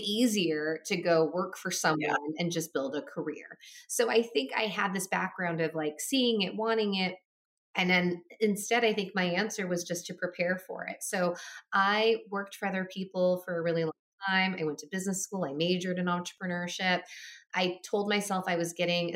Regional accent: Minnesota, United States; my parents moved to America from Taiwan at the time, and I was born in Minnesota

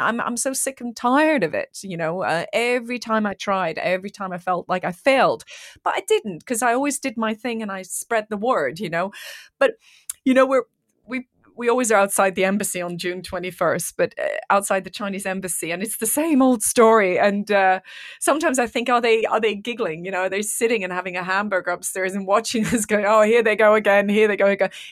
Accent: Iran; moved away; I'm from Iran

